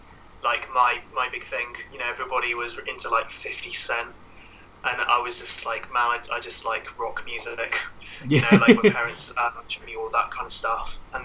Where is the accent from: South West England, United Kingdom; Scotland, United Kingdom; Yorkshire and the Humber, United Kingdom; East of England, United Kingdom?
South West England, United Kingdom; Falmouth; where I grew up in Falmouth